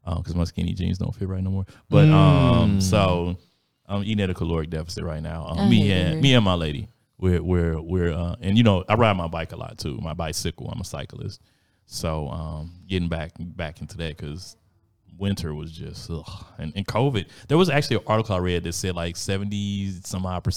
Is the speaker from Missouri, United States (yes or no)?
yes; North County, Missouri, United States; also born or lived in University City, Missouri; I grew up in North County.